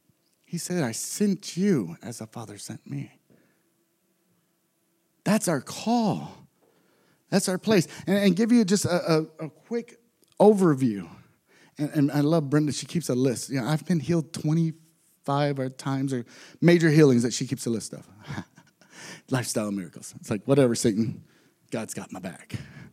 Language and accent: English; Texas, United States; I'm from Texas, so we don't go skiing very much. I'm from a very poor area in Texas, and I end up moving and being in foster families.